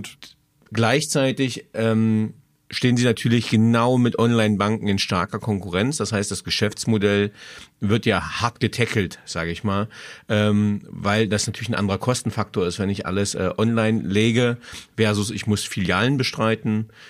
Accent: Magdeburg, Saxony-Anhalt, Germany; born or raised there; now in Würzburg, Germany

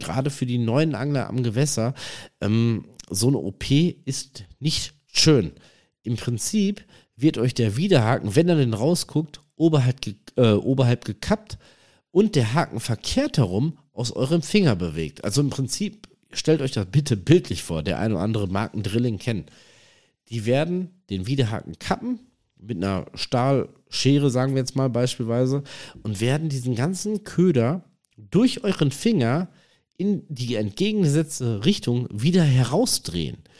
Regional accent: North Rhine-Westphalia, Germany; am Forellenhof hier bei uns in NRW in der Nähe von Iserlohn

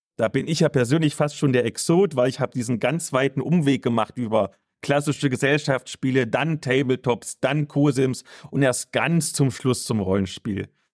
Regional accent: East Germany, Germany; aus meiner Kindheit sagen, bei uns im Osten auf dem Dorf

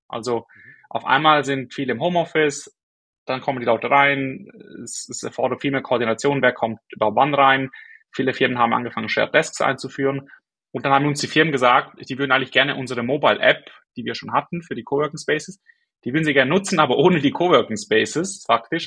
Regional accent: Switzerland; accent: Swiss; moved away; bin aus der Schweiz ursprünglich, wie man glaube ich hört, an meinem Akzent

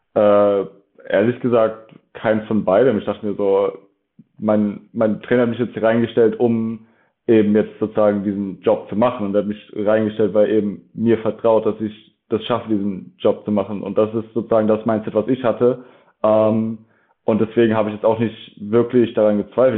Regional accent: Dresden, Saxony, Germany; moved away; also born or lived in Leipzig; bin ursprünglich aus Dresden. Ähm, und da habe ich auch sehr lange Football gespielt. Also da habe ich wirklich, ich habe mit neun Jahren bei den Dresden Marlies angefangen

